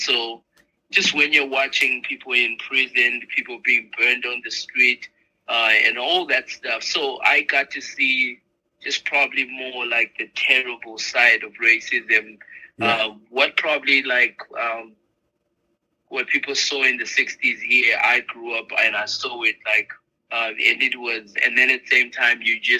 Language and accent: English; Zimbabwe; moved away as an adult; also born or lived in Texas; now in Williamsport, United States; originally I'm from Zimbabwe, and so I grew up in Zimbabwe. Came to the States to come and go to school